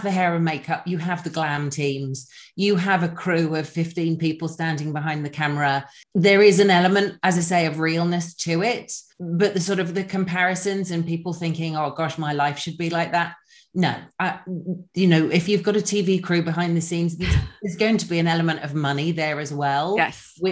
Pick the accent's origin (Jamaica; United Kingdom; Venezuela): United Kingdom; England; now in Los Angeles, United States; I'm originally from England. I now live in Los Angeles.